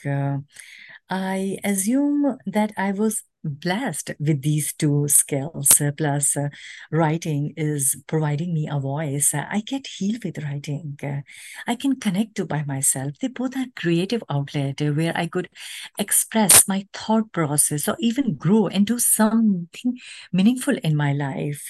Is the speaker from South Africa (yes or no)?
no; Pakistan; moved away as an adult; now in United States; as a nation, Pakistani women